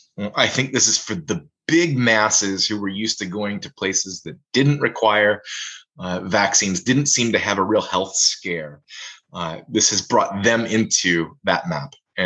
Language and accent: English; Cincinnati, Ohio, United States; moved away; I come from Cincinnati, so I go to Southern Ohio on a fairly frequent basis to visit family.